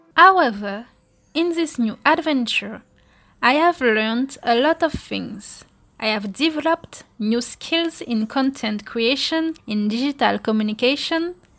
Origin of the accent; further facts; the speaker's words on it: Guadeloupe; I am originally from Guadeloupe